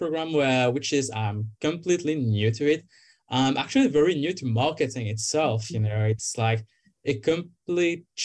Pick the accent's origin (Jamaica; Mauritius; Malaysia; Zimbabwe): Mauritius; moved away as an adult; now in Kingston, Canada; I am originally from Mauritius Island